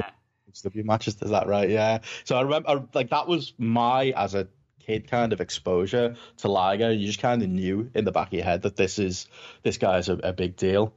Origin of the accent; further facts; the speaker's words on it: Liverpool, North West England, United Kingdom; I'm from Liverpool in England, I've talked quite fast and probably quite funny